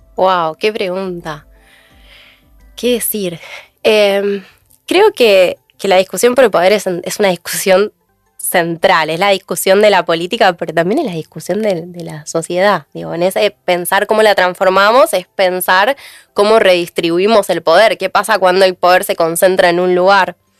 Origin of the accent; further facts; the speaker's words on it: Mar del Plata, Buenos Aires Province, Argentina; Yo soy de Mar del Plata